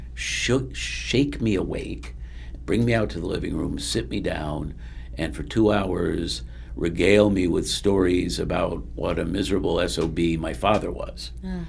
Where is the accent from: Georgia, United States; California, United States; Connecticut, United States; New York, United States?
Connecticut, United States; Bridgeport; also born or lived in Delaware; I was born in Delaware, grew up mostly in Connecticut in the Bridgeport, West Haven area. Mm-hmm. I alternated between those two. But I lived in practically every town in Connecticut at some point in my life.